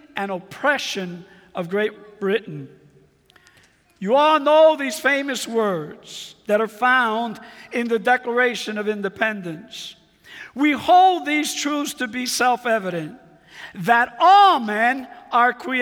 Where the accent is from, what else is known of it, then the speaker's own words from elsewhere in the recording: Puerto Rico; first language Spanish; English is a second language; moved away; I'm from the Caribbean, beautiful island called Puerto Rico. I was born there.